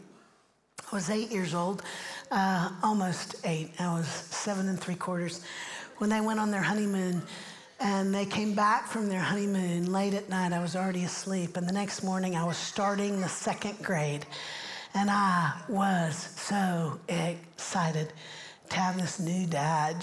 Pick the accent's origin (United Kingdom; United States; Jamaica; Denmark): United States; Central Florida; moved away as an adult; also born or lived in Orlando; now in Nashville, United States; I grew up in Central Florida